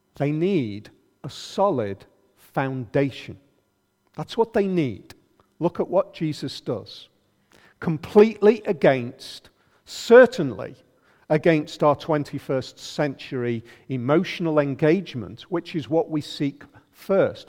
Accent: United Kingdom; pretty much have it still in our culture, being very British

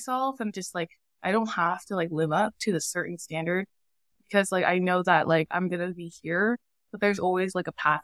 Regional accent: Yakima, Washington, United States; moved away as an adult; also born or lived in San Diego; I grew up in Yakima

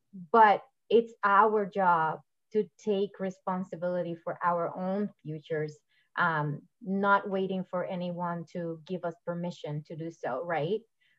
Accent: Puerto Rico; moved away; And when I came from Puerto Rico, that was a big impact for me too. Like, it was a huge cultural impact.

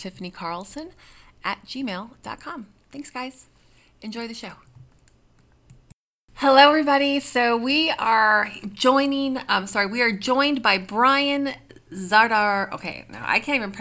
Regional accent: Minnesota, United States; There's not a lot of Ukrainians where I'm from in Minnesota

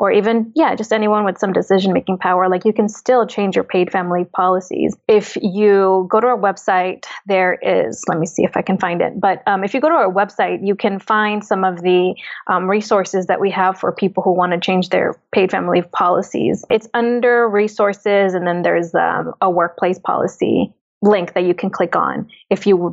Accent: Oaxaca, Mexico; I'm Oaxacan. I'm indigenous from Mexico.

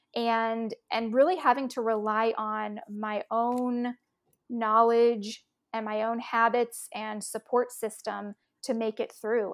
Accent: Austin, Texas, United States; I grew up in Austin, Texas

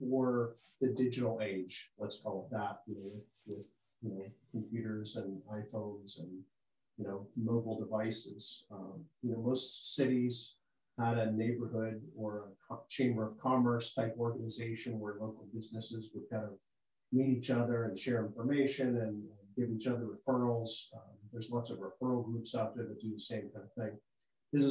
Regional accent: Pittsburgh, Pennsylvania, United States; moved away as an adult; also born or lived in Washington, D.C.; born and raised, right? Yeah, I left when I got out of school

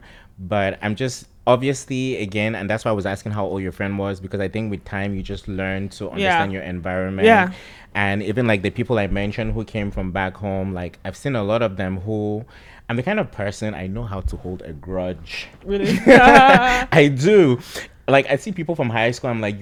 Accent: Cameroon; moved away as an adult; I grew up in Cameroon, at least for like maybe the first 17, 18 years of my life

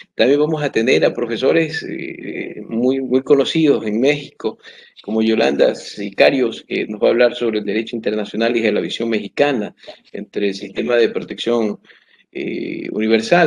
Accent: Ecuador; como ecuatorianos

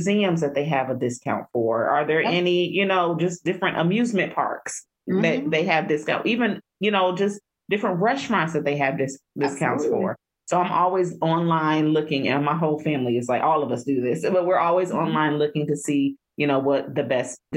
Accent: Cincinnati, Ohio, United States; moved away; I'm originally from Cincinnati

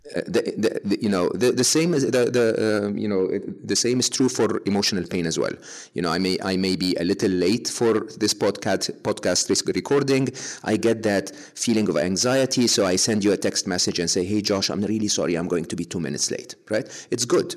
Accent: Egypt; moved away as an adult; growing up in Egypt

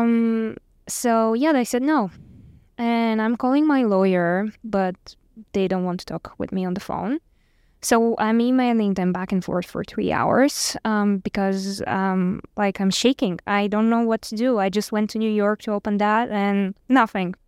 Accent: Bulgaria; moved away as an adult; I'm from Bulgaria

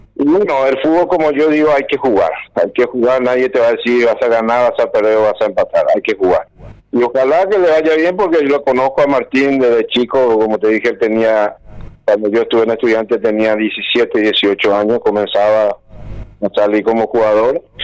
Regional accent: Paraguay; moved away as an adult; also born or lived in Argentina; somos paraguayos, yo soy fanático de mi país, siempre fui fanático, siempre quise volver

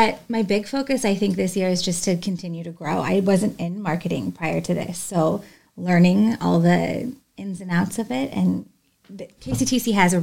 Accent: Washington, United States; born and raised in Washington.

